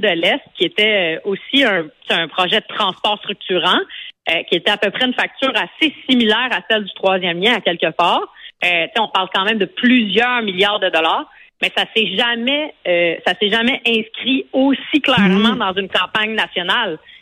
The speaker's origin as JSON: {"language": "French", "town": "Montreal", "region": "Quebec", "country": "Canada", "tie": "born or raised there", "said": "moi j'habite à j'habite à Montréal où j'ai grandi dans Maurice Richard"}